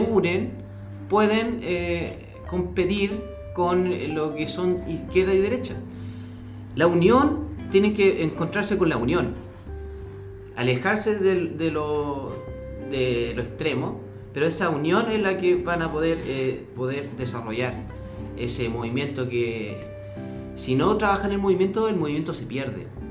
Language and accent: Spanish; Colchagua, O'Higgins, Chile; Soy corchagüino